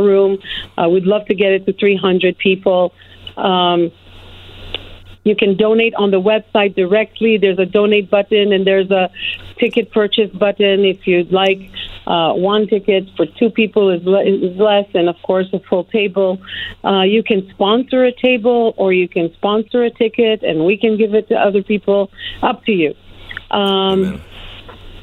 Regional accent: Montreal, Quebec, Canada; moved away as an adult; now in United States; I grew up in Montreal, Canada. I was born in another country

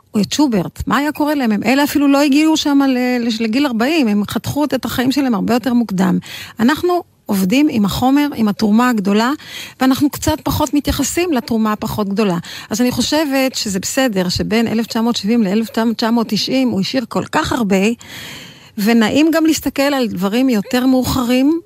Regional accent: Israel; אנחנו ישראלים כולנו

